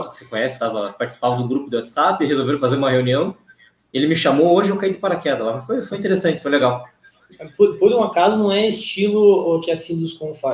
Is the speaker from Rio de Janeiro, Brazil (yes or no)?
no; Curitiba, Paraná, Brazil; Sou de Curitiba, é, nascido aqui, criado aqui, nunca saí daqui.